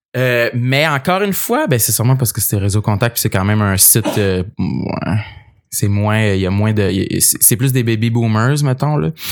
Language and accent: French; Gaspésie, Quebec, Canada; j'ai grandi en Gaspésie